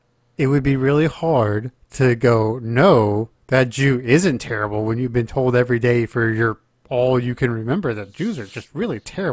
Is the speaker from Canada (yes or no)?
no; England, United Kingdom; I can go make a ton more money here, and I'm English, so I can go pretty much anywhere in the world I want to go.